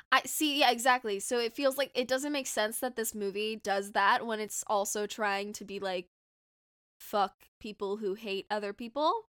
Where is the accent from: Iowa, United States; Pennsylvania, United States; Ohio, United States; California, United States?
California, United States; Southern; I'm from Southern California, if you couldn't tell from my voice.